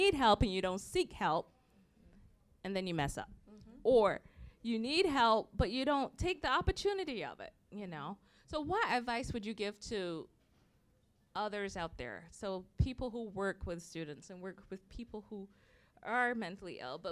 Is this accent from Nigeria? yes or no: no; Barbados; moved away; growing up in Barbados, like black people, 95% were black